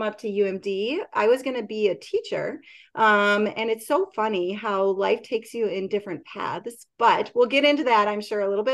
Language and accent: English; White Bear Lake, Minnesota, United States; also born or lived in Duluth, Minnesota; I grew up in the Twin Cities area in Wiper Lake, Minnesota